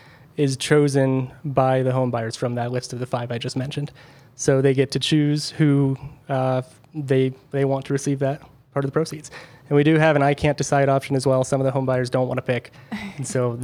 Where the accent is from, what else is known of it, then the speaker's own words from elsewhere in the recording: Berthoud, Colorado, United States; I grew up in Berthoud